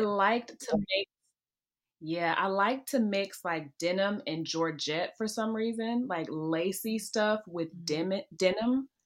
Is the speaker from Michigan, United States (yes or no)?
no; Memphis, Tennessee, United States; I'm from Memphis.